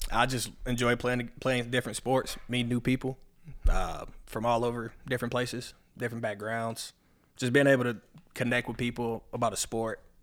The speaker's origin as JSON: {"language": "English", "town": "Locust Grove", "region": "Georgia", "country": "United States", "tie": "born or raised there", "also_born_or_lived": "Atlanta, Georgia / Tennessee", "accent": "southern", "said": "when I moved, I moved down to Locust Grove, about the age of seven, eight, seven, eight years old. Moved down to Locust Grove. Been here ever since."}